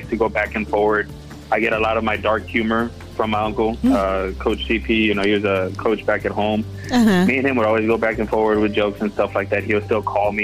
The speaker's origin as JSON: {"language": "English", "town": "Santa Rosa", "region": "Texas", "country": "United States", "tie": "born or raised there", "moved": "as an adult", "lives_now": "Oklahoma, United States", "said": "Santa Rosa, Texas"}